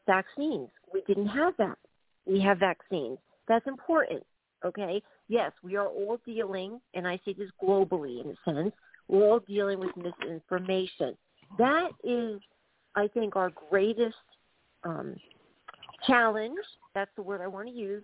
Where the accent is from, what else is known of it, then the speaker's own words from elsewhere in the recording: United States; moved away as an adult; now in Dublin, Ireland; I'm an American citizen